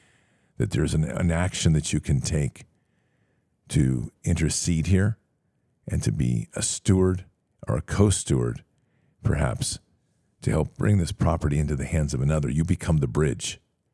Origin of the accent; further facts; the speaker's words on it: Texas, United States; also born or lived in Tennessee; I have moved back to my hometown in Texas from Tennessee, where the diagnosis of 2022 was.